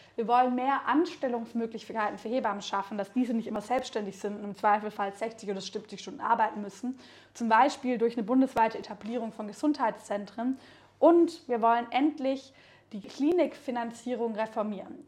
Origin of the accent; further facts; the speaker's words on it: Baden-Württemberg, Germany; now in Berlin, Germany; ich bin in Baden-Württemberg aufgewachsen, dann irgendwann nach Berlin gezogen